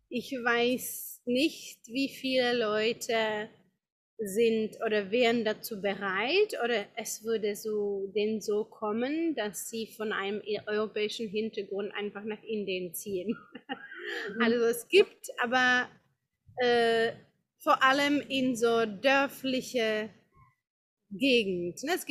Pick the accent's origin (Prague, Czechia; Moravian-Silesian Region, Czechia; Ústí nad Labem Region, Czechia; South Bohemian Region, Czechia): Prague, Czechia; German is a second language; now in India; Ähm, ich bin in, äh, in Prag geboren, in Tschechien und bin dort auch aufgewachsen, ganz normal, wie auch viele in ihren Heimatländern.